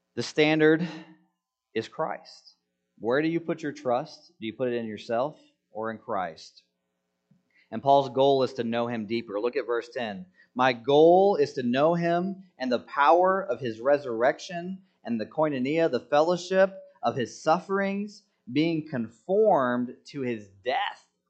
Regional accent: United States; I'm an American citizen.

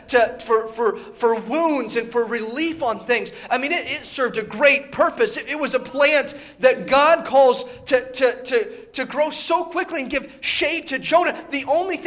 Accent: Indiana, United States; moved away; I grew up in Indiana

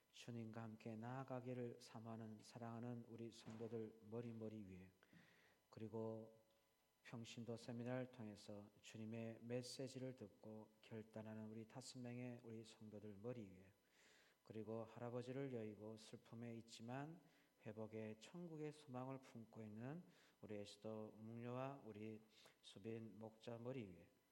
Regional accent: South Korea; now in Australia; 내가 한국 사람인데

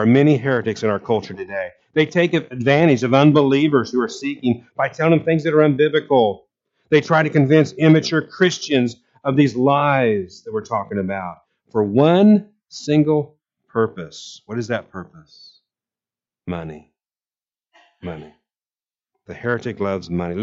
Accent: Abilene, Kansas, United States; moved away; I was born in Abilene, and my mother lived there for years

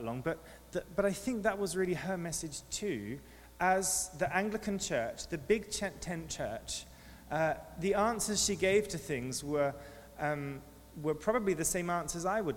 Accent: near St Albans, East of England, United Kingdom; moved away; I grew up in England near to St. Albans

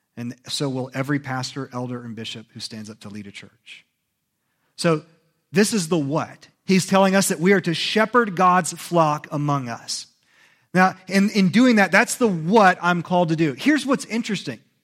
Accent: United States; born or raised there

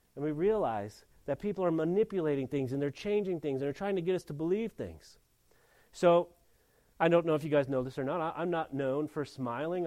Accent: Mission Hills, California, United States; i come from Mission Hills, California

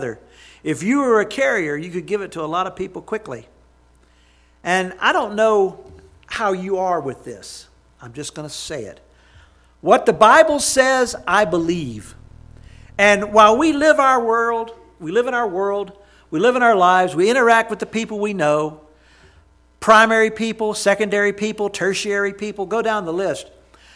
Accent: Jackson, Mississippi, United States; my hometown

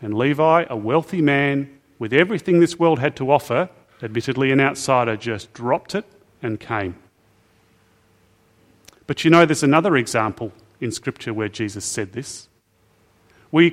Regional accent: Australia; I have sometimes felt ashamed as an Aussie

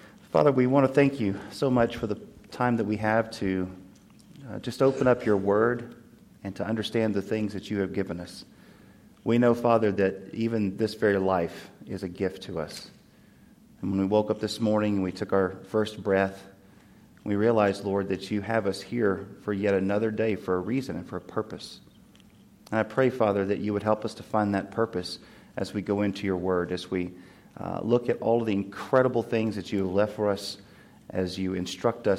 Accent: Tennessee, United States; moved away; my home state, Tennessee

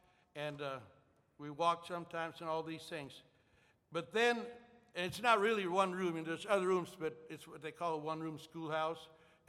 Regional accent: Starbuck, Minnesota, United States; also born or lived in Ortonville, Minnesota / Milbank, South Dakota / Philippines; At the time, my parents lived on a farm in Millbank, South Dakota. And as I understand, they moved to Starbuck, Minnesota, a farm in 47

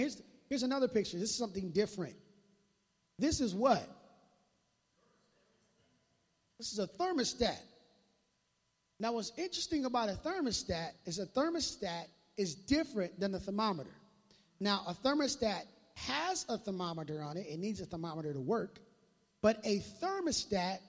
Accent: Minneapolis, Minnesota, United States; now in Tri-Cities, United States; I grew up in Minneapolis

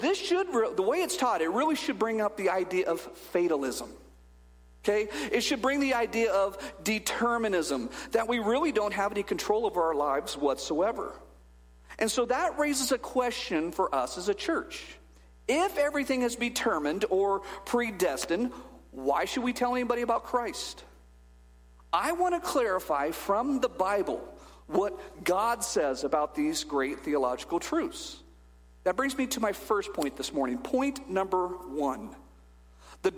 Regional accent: Bakersfield, California, United States; I was born in Bakersfield, California in 1974

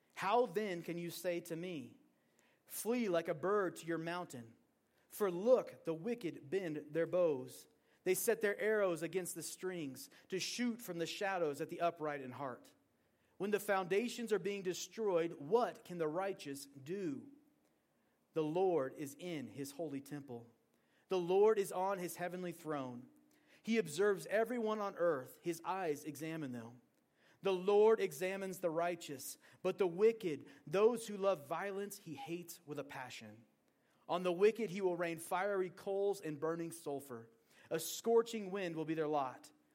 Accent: Portland, Oregon, United States; moved away as an adult; also born or lived in Montana; now in Green River, Wyoming, United States; I grew up in Oregon, and growing up in Oregon, the rain doesn't stop anything

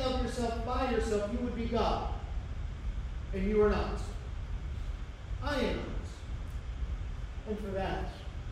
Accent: United States; we, as American Christians

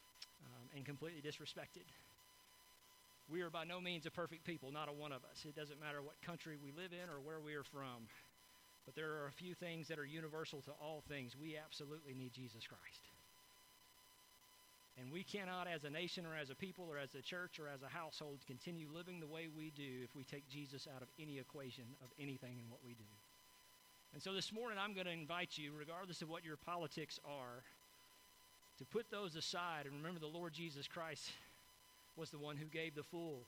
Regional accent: United States; as an American

